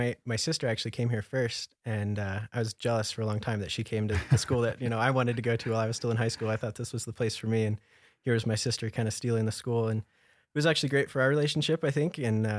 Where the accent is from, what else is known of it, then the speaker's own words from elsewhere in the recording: Craig, Colorado, United States; also born or lived in Grand Junction, Colorado; I grew up on the Western Slope. I lived for quite a while in Craig, Colorado, and then moved to Grand Junction, Colorado, right on the Colorado River.